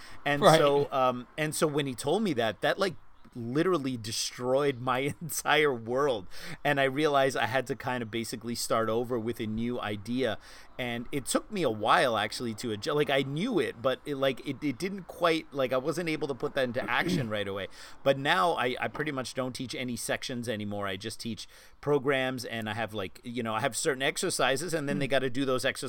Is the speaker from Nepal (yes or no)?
no; Germany; moved away; when I came from Germany, I knew, you know, all these Chi Sao sections and I was very proud.